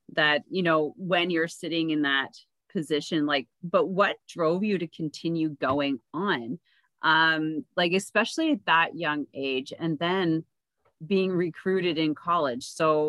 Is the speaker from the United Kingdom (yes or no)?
no; Canada; because I'm Canadian.